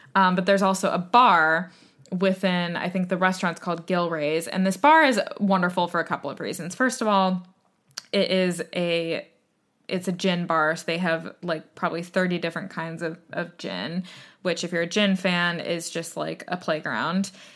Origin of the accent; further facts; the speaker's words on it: United States; moved away as an adult; now in United Kingdom; as an American